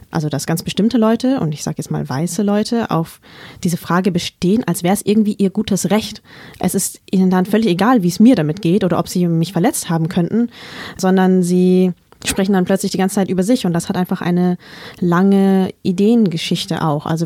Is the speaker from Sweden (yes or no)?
no; Vietnam; weil die Antwort in meinem Fall halt nicht einfach nur Vietnam lautet, so ganz entspannt und nebenbei, sondern sie beinhaltet eben auch Krieg, Gewalt, Flucht, Traumata.